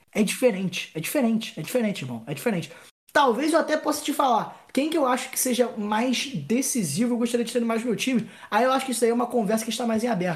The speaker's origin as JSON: {"language": "Portuguese", "country": "Brazil", "said": "eu sou é, brasileiro"}